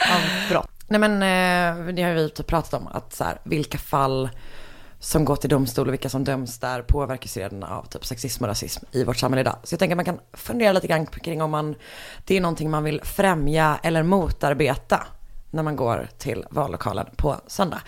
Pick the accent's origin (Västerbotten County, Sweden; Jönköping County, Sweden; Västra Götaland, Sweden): Västra Götaland, Sweden; Gothenburg; jag är från Göteborg.